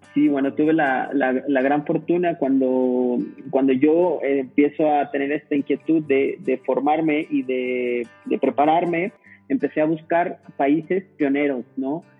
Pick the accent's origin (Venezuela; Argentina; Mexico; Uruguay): Mexico; Saltillo, Coahuila; moved away as an adult; also born or lived in Barcelona; regresar aquí a mi ciudad natal, a Saltillo, Coahuila